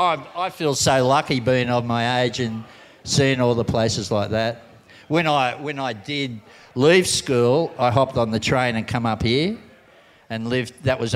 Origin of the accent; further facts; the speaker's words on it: Sydney, New South Wales, Australia; moved away as an adult; also born or lived in Tahiti / Kauai; Bondi, I was just there from go. I was born in Bondi. Great place to grow up. In those days, it wasn't as it is now, real yuppie. It was a hard kind of place to grow up in.